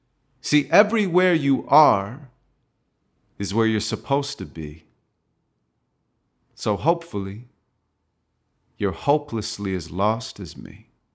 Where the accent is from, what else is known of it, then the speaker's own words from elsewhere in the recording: Santa Monica, California, United States; I grew up in Santa Monica, California, and my father wasn't around. My mom's a school teacher, so she raised me on her own.